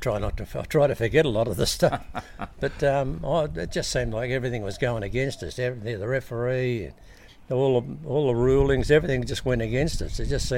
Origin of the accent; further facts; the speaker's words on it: Sydney, New South Wales, Australia; moved away; also born or lived in Wellington, New Zealand; I was born in Stanmore, in a private hospital at Stanmore.